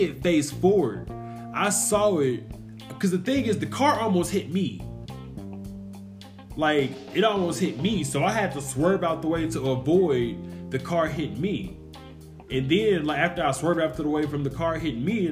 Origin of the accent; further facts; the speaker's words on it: Gary, Indiana, United States; now in Indianapolis, United States; I'm from Gary, Indiana. 219, my nigga. We're by Lake Michigan